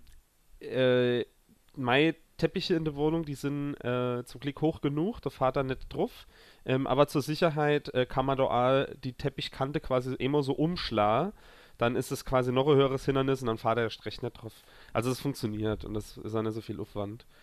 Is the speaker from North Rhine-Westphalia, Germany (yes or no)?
no; a village near Zweibrücken, Rhineland-Palatinate, Germany; moved away; Dorffest bei uns äh, im Dorf, wo ich herkomme